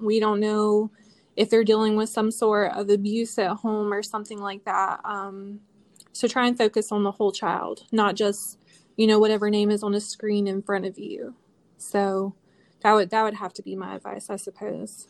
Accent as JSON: {"language": "English", "region": "North Carolina", "country": "United States", "said": "I'm from North Carolina"}